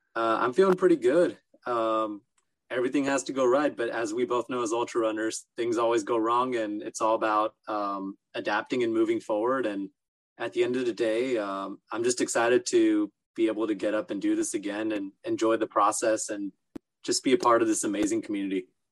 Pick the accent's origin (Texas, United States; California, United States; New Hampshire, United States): California, United States; Los Angeles; also born or lived in Orange County, California; i lived in los angeles for the first uh, 13 14 years of my life and then moved to Orange County in uh, high school